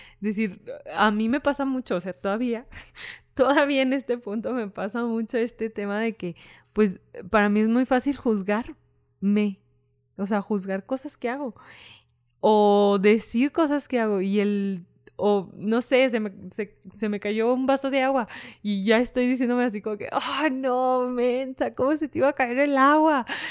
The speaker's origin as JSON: {"language": "Spanish", "town": "Fresnillo", "region": "Zacatecas", "country": "Mexico", "said": "soy de Fresnillo. Entonces, pues Fresnillo es un, municipio de Zacatecas"}